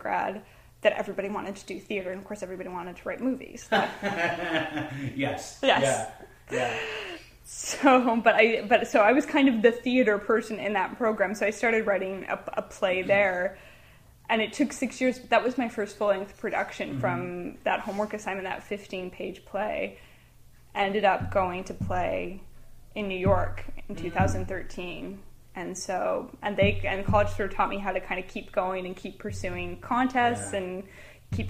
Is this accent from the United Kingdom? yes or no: no; Oakville, Ontario, Canada; I was born and raised in Oakville